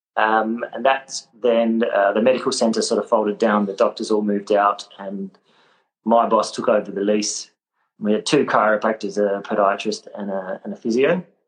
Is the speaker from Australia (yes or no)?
yes; Adelaide, South Australia, Australia; moved away as an adult; also born or lived in Sydney; I was born in Adelaide. I'm South Australian. Uh, grew up in Adelaide